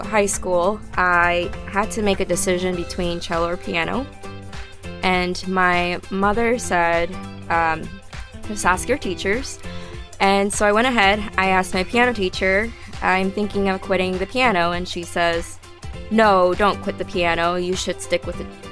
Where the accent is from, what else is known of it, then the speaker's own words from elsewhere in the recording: New Jersey, United States; also born or lived in Salt Lake City, Utah; I was not born but raised in New Jersey. I was born in Salt Lake City